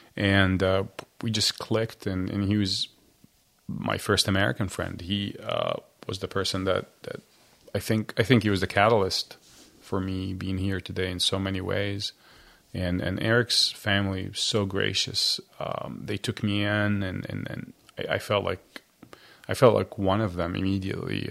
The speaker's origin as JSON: {"language": "English", "town": "Cairo", "region": "Cairo Governorate", "country": "Egypt", "tie": "born or raised there", "moved": "yes", "lives_now": "United States", "said": "I was born raised Christian in Egypt"}